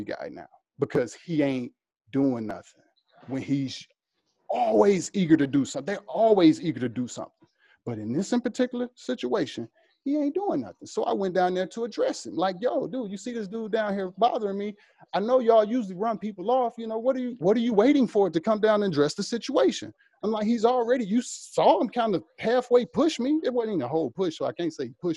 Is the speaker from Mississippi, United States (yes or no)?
yes; Mississippi, United States; now in Los Angeles, United States; I'm from Mississippi. I live in downtown LA.